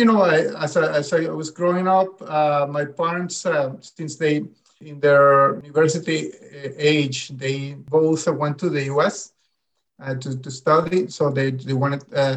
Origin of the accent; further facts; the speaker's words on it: Venezuela; moved away as an adult; now in Spain; when I grew up in Venezuela, actually, my parents, they never thought they would move away from Venezuela.